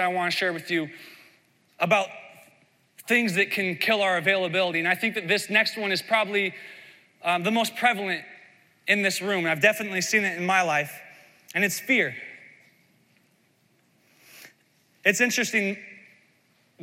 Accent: Iowa, United States; I grew up in Midwest Iowa

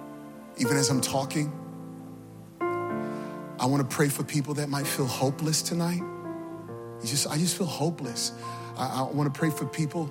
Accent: Virginia, United States; now in New York City, United States; I'm originally from Virginia

